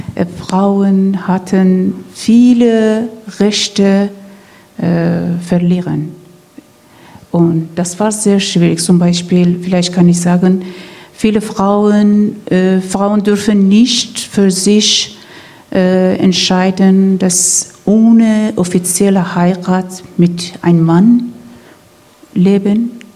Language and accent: German; Iran; German is a second language; moved away as an adult; now in Rostock, Germany; Ich als ein Iranerin